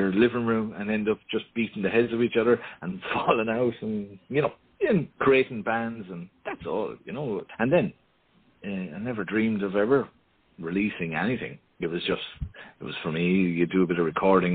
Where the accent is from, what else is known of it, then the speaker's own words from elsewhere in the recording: Ireland; being Irish, of course, family is huge.